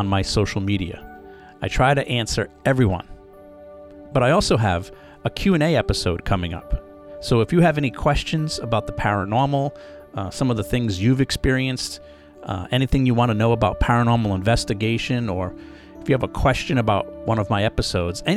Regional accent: Rhode Island, United States; growing up in Rhode Island, we had a small amusement park called Rocky Point

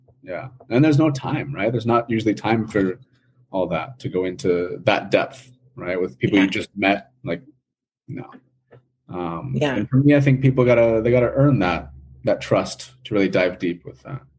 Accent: Washington, United States; first language English; also born or lived in Cali, Colombia; So then I was raised up here in Washington State, not here in Seattle where I currently live, but a small rural town, not even really a town, just a rural area, southwest of Seattle, about two and a half hours drive southwest of Seattle.

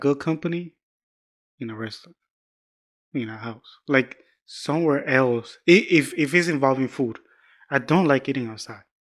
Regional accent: Georgia, United States; moved away; I'm from the South, deep South

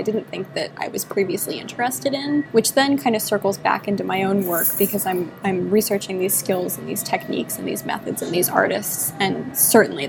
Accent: South Florida, United States; I grew up in South Florida

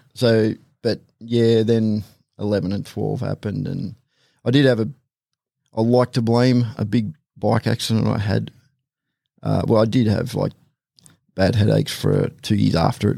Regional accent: the Hawkesbury, New South Wales, Australia; I grew up in the Hawkesbury, so it was supposed to say semi-rural, grew up on Acreage

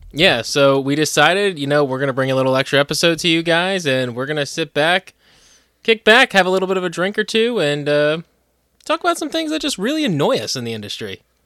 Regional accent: New Jersey, United States; moved away as an adult; now in Pennsylvania, United States; I'm from New Jersey. I, I was born and raised in New Jersey

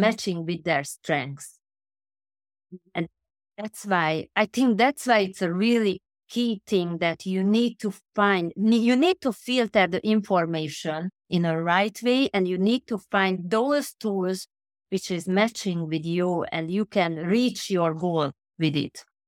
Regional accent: Budapest, Hungary; now in London, United Kingdom; now at the moment I'm in London, but originally I came from Budapest, which is a small country Hungary

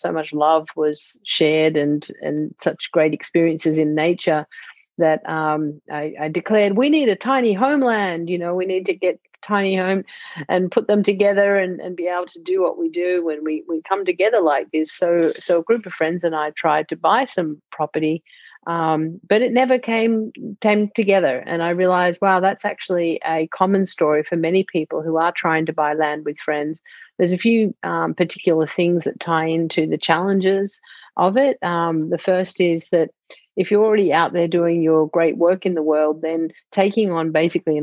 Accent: Melbourne, Victoria, Australia; moved away as an adult; now in Sausalito, United States; I'm from Melbourne originally, and now I live in Sausalito, California, which is just north of San Francisco

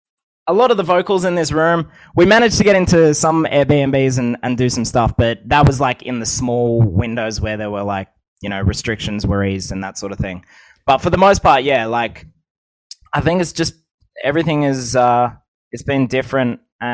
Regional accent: Coolamon, New South Wales, Australia; also born or lived in Melbourne, Australia / Wagga Wagga, New South Wales; I'm in my hometown at the moment. I moved out of Melbourne in Australia back to Coolerman, New South Wales in Australia.

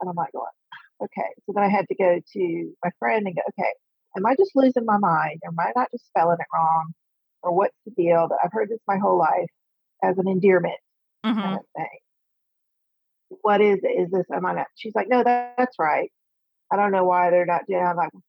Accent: South Texas, United States; moved away as an adult; also born or lived in East Coast; I grew up in South Texas. So I heard it all my life.

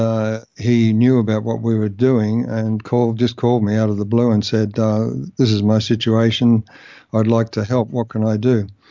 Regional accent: Melbourne, Victoria, Australia; moved away as an adult; also born or lived in Canberra; I moved from Melbourne, my, my, uh, the home where I grew up

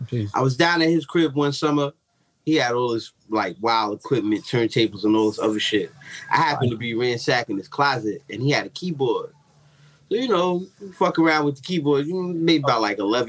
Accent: New York City, New York, United States; I'm from Staten Island, New York, courtesy of Menace Harper Projects.

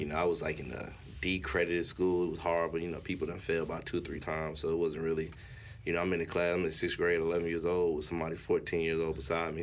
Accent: Gainesville, Florida, United States; I'm from North Florida, so we ain't really had no beaches like around us. So oh. North Florida, Gainesville, Florida.

